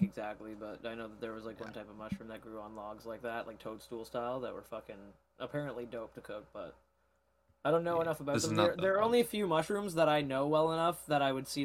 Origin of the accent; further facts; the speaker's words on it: Canada; As a Canadian